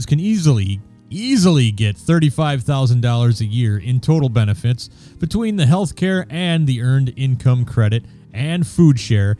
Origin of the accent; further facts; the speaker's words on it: Wisconsin, United States; now in Minneapolis, United States; Wisconsin, my home state